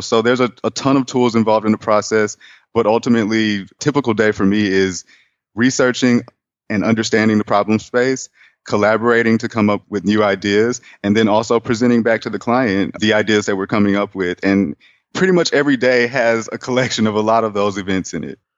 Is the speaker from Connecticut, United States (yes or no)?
no; Houston, Texas, United States; moved away as an adult; also born or lived in Atlanta, Georgia; now in Austin, United States; I'm from Houston, Texas